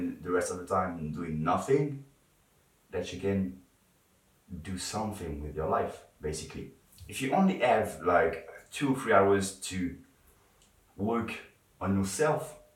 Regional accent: France; English is a second language; I'm not English. I'm French, and sometimes I struggle a bit to talk in English

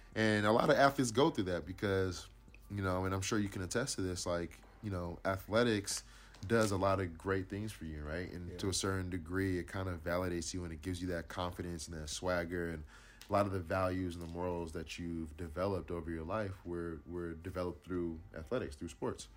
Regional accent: Inland Empire, California, United States; growing up in the Inland Empire

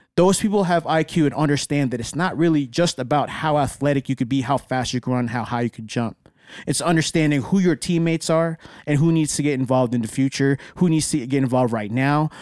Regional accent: Dallas, Texas, United States; I'm from Dallas.

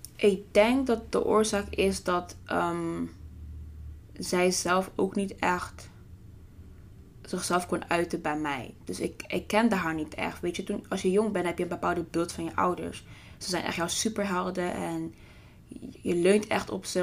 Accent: The Hague, South Holland, Netherlands; ik ben geboren en getogen in Den Haag

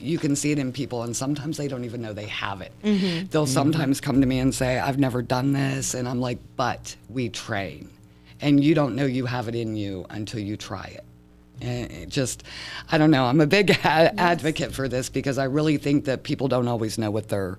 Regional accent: Michigan, United States; I am from Michigan. I do not like snow.

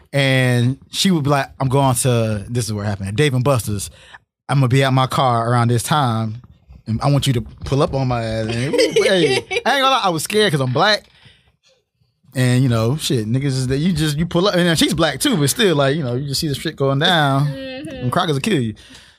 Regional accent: Pine Hills, Florida, United States; I'm from Pine Hills.

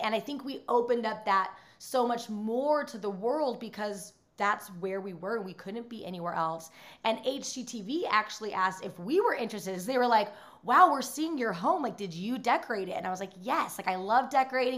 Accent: Utah, United States; moved away; I grew up in Utah

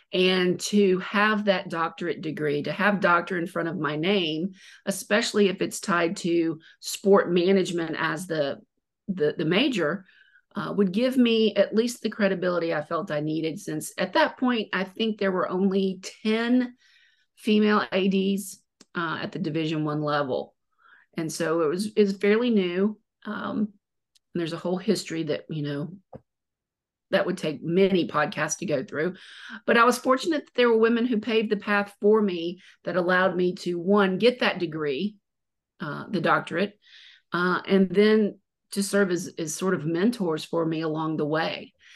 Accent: Mobile, Alabama, United States; I was born and raised in Mobile

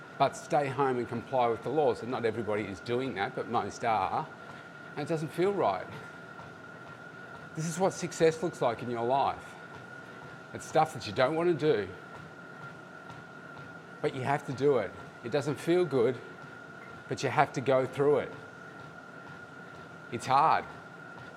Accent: Melbourne, Victoria, Australia; here in my hometown

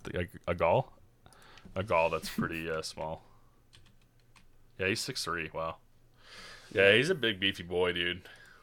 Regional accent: Utah, United States; accent: Utah; But with my Utah accent, I just sound like a mumbling idiot.

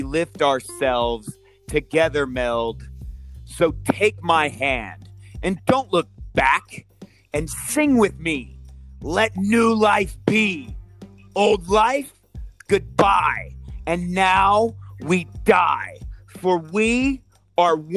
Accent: Modesto, California, United States; also born or lived in Fresno, California / Yosemite National Park / San Francisco; I was born in Fresno, California, and raised in Modesto and in Yosemite National Park.

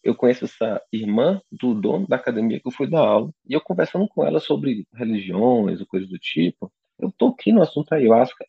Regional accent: Teresina, Piauí, Brazil; now in São Paulo, Brazil; eu sou natural de Teresina, no Piauí

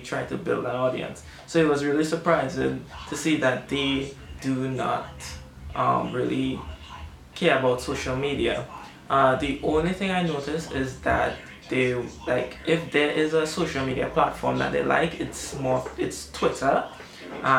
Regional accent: Trinidad & Tobago; I only have myself as a Trinidadian artist

